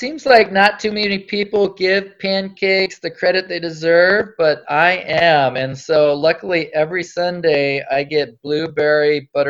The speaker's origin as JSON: {"language": "English", "region": "North Dakota", "country": "United States", "tie": "born there", "also_born_or_lived": "Alaska", "said": "So I was born in North Dakota."}